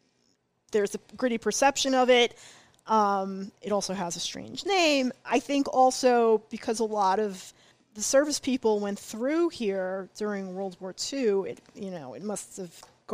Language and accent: English; New York City, New York, United States; They got married, settled in Brooklyn. I was born in Brooklyn.